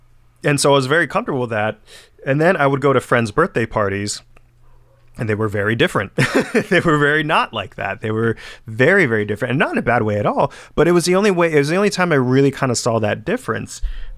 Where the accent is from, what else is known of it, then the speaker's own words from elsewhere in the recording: United States; you know, we're American, but very culturally still, you know, grounded in our roots.